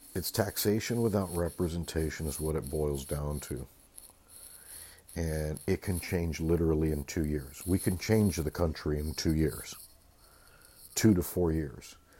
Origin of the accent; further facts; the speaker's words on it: California, United States; I come from California and the West Coast